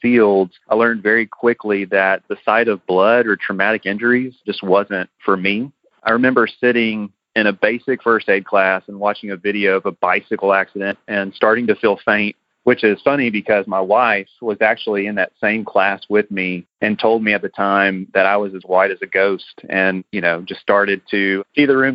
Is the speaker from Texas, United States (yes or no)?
yes; Houston, Texas, United States; we're from the Houston area